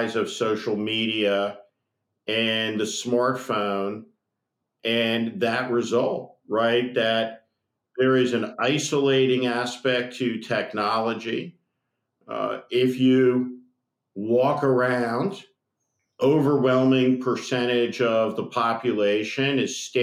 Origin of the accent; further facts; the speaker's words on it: United States; we're Americans